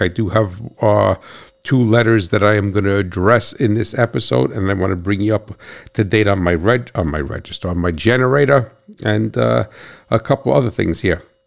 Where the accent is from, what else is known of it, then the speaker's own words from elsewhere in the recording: New Jersey, United States; I'm from New Jersey